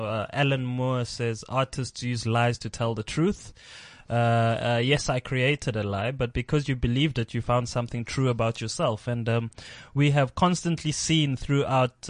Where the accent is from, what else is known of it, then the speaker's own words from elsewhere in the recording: South Africa; being South African